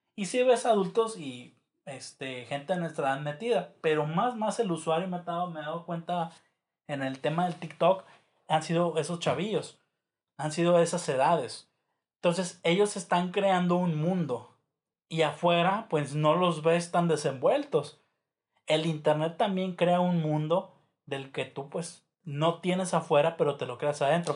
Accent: Mexico; nosotros como mexicanos

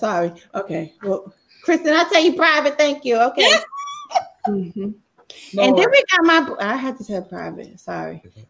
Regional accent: Baltimore, Maryland, United States

